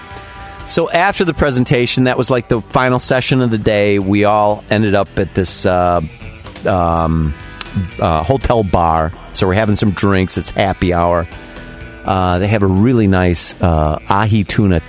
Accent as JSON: {"language": "English", "town": "Chicago", "region": "Illinois", "country": "United States", "said": "I was from Chicago"}